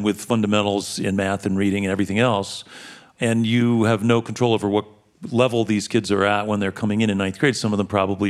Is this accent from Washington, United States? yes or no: no; New York, United States; I grew up in New York